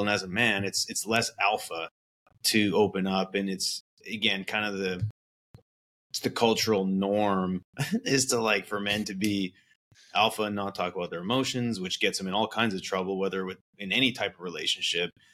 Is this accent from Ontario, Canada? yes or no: no; Vernon, British Columbia, Canada; also born or lived in Calgary, Alberta; I grew up in Vernon, British Columbia, which is a small town